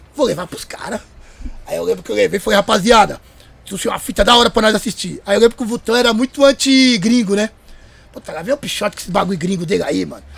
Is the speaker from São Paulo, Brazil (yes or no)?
yes; Carapicuíba, São Paulo, Brazil; o pessoal da minha quebrada em Carapicuíba